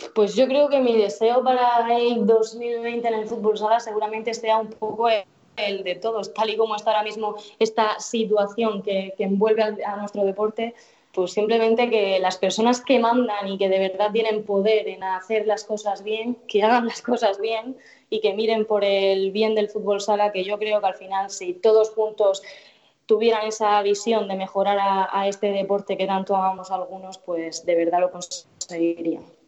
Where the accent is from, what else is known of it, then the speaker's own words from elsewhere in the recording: Murcia area, Region of Murcia, Spain; organizaba campeonatos de fútbol sala en mi pueblo